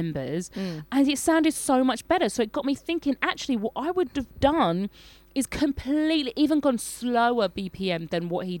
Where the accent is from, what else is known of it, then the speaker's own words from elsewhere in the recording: United Kingdom; moved away; because I'm from the United Kingdom.